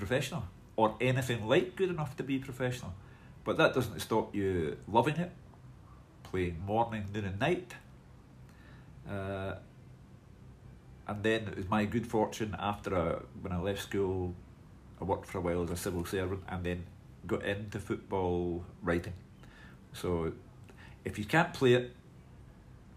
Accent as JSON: {"language": "English", "town": "Glasgow", "region": "Scotland", "country": "United Kingdom", "tie": "born or raised there", "said": "I was brought up in Partick, which is, you know, the heart and soul of Glasgow for me."}